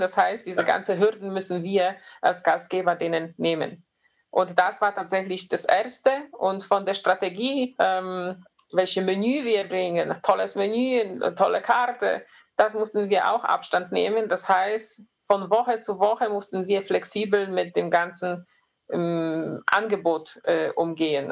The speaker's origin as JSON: {"language": "German", "area": "near Poznań", "region": "Greater Poland", "country": "Poland", "tie": "born or raised there", "second_language": "German", "moved": "as an adult", "lives_now": "Germany", "said": "Ich bin ähm, in, nicht weit von Posen. Wenn man so ein bisschen polnische ähm, Geografie kennt, äh, geboren, aufgewachsen."}